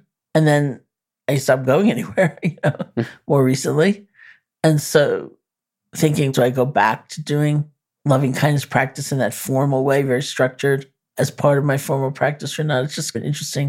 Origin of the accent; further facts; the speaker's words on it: New York, United States; I'm a New Yorker.